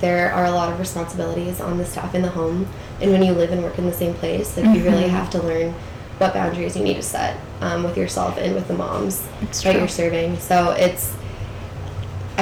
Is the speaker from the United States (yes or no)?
yes; Dayton, Ohio, United States; moved away as an adult; also born or lived in Indiana; I'm from Dayton, Ohio